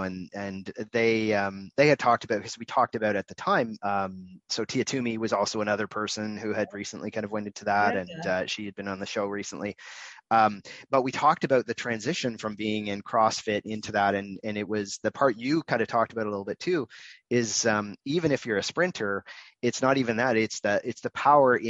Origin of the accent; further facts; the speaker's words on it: Canada; also born or lived in Toronto; I'm in Toronto, so I'm Canadian